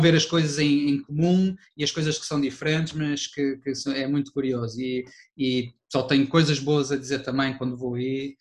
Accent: Porto, Norte, Portugal; eu sou do Porto

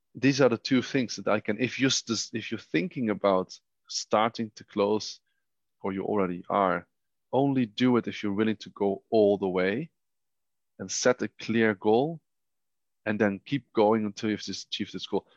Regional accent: Netherlands; moved away as an adult; now in Vienna, Austria; I was born in the Netherlands

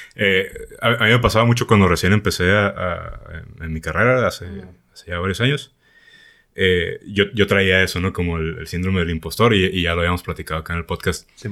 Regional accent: Mexico; yo soy el mexicano

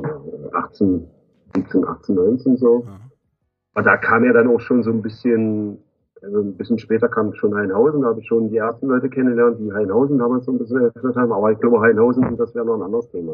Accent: Magdeburg, Saxony-Anhalt, Germany; bin Magdeburger

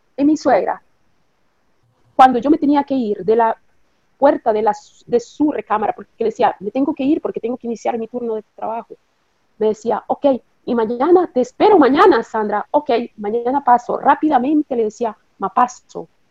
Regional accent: Nicaragua; also born or lived in Costa Rica; now in Italy; nací en Nicaragua. nací en Nicaragua. Después vine a Costa Rica, a Costa Rica con la familia.

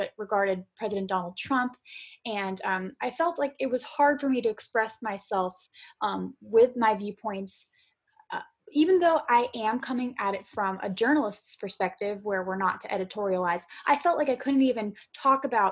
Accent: Florida, United States; I'm from Florida

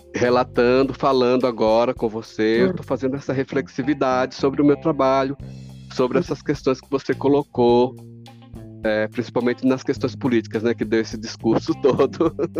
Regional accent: São Paulo, Brazil; also born or lived in Alagoas; eu, enquanto sujeito alagoano que saio de Alagoas com 10 anos, certo? Em 1974 venho para cá em plena ditadura conta, nem sabia que existia, estava com 10 anos, chego aqui em São Paulo

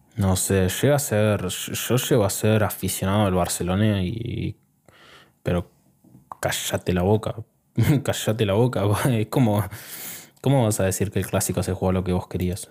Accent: Argentina; Yo soy argentino

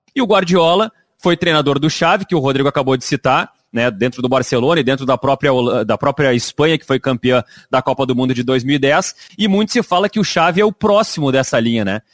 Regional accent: Rio Grande do Sul, Brazil; A gente é Bergamota porque a gente é do Rio Grande do Sul

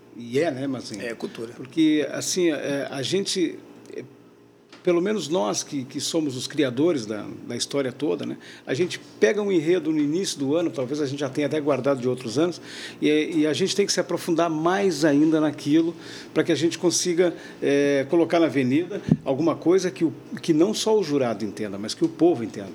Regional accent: Porto Alegre, Rio Grande do Sul, Brazil; moved away as an adult; now in Florianópolis, Brazil; eu venho de Porto Alegre

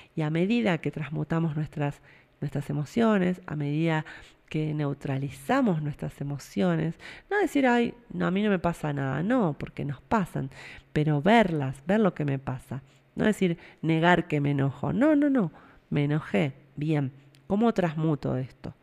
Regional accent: Argentina

